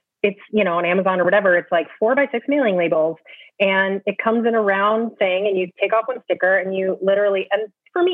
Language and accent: English; California, United States; also born or lived in Michigan; now in New York, United States; I was born in California